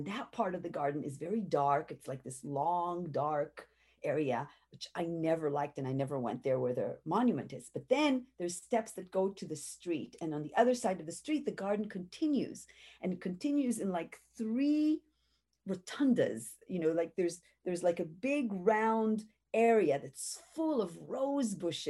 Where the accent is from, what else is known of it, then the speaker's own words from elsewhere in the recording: Jerusalem, Jerusalem District, Israel; I grew up in Jerusalem, and we study what we call the Bible.